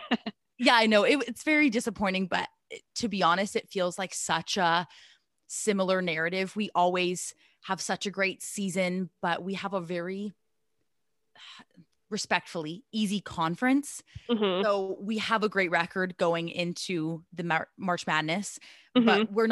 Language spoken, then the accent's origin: English; Southern California, United States; moved away as an adult; now in Seattle, United States; I got a job out here in Seattle, which was fun because I grew up in Southern California, moved out here.